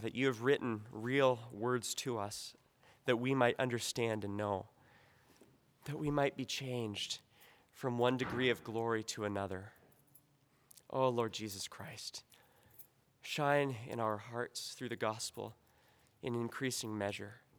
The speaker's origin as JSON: {"language": "English", "country": "United States", "said": "as an American"}